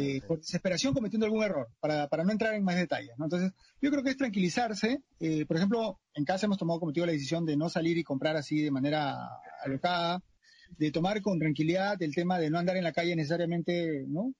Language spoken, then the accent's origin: Spanish; Lima, Peru; yo vivo en Canto Grande y soy de Canto Grande